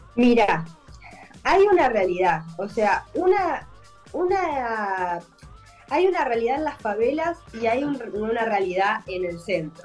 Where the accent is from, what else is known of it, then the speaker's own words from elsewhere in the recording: Argentina; moved away as an adult; now in Búzios, Brazil; Como en Argentina yo, la verdad que clase media vivía, podía vivir, se podía vivir, o sea, yo vivo como si viviera en mi país